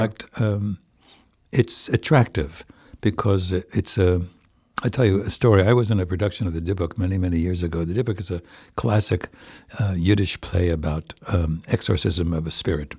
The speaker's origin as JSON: {"language": "English", "town": "Plainfield", "region": "New Jersey", "country": "United States", "tie": "born or raised there", "moved": "yes", "lives_now": "White Plains, United States", "said": "I come from Plainfield, New Jersey"}